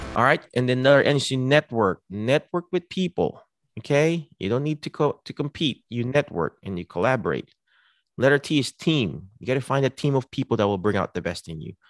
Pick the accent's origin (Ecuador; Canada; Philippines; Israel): Philippines; now in United States; I'm a Filipino, but I represent the United States because I was here.